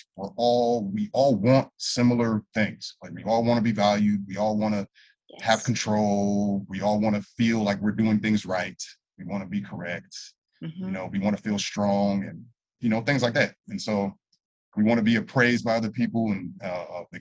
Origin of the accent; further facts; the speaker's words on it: Los Angeles, California, United States; also born or lived in Santa Clarita Valley, California; I grew up in San Fernando Valley. I was born in San Fernando Valley, went to elementary school.